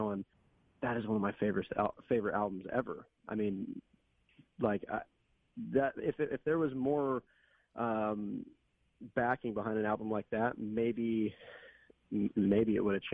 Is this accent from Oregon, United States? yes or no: yes; Portland, Oregon, United States; And that's my home. You know, I'm from Portland.